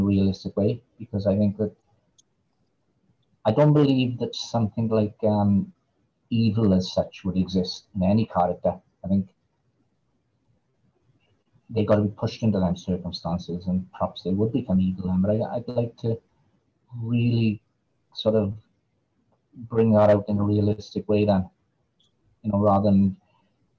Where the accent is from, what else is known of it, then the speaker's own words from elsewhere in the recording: Wales, United Kingdom; accent: Valleys; my accent probably sounds really deep Welsh to you because I've got what's called a Valleys accent